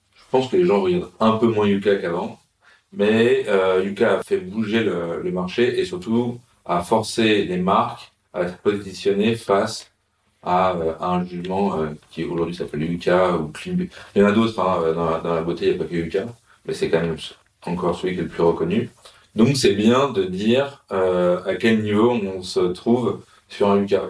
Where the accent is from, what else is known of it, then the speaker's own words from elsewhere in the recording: Paris, Île-de-France, France; now in Marseille, France; en tant que Parisien